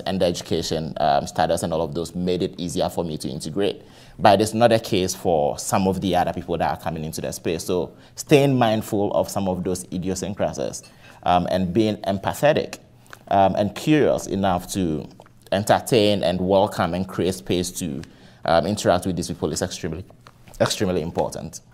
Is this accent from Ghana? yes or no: yes; Ghana; moved away as an adult; now in Cleveland, United States; I am originally from Ghana.